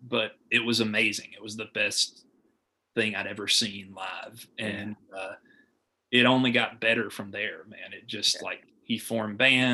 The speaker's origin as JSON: {"language": "English", "town": "Arley", "region": "Alabama", "country": "United States", "also_born_or_lived": "Tuscaloosa", "said": "I was from Arley, which is like near Jasper, Alabama"}